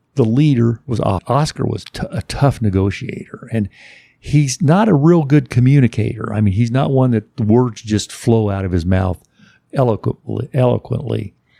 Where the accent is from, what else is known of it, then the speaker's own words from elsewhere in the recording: Indianapolis, Indiana, United States; we're both from Indianapolis, the Indianapolis area.